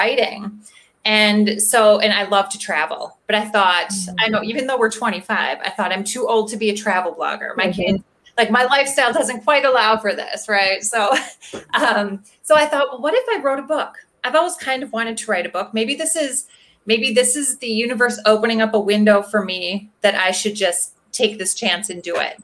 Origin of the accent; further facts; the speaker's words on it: Milwaukee, Wisconsin, United States; I'm from Milwaukee, Wisconsin. I'm born and raised Wisconsin, so Midwestern girl my whole life